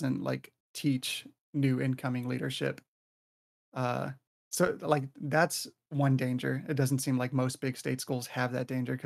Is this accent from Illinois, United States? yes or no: yes; Illinois, United States; Illinois is close to me, and I'm from Illinois.